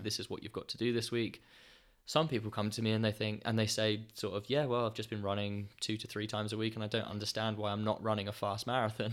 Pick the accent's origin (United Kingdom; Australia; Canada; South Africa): United Kingdom; Ipswich, East of England; running on the roads around Ipswich in my hometown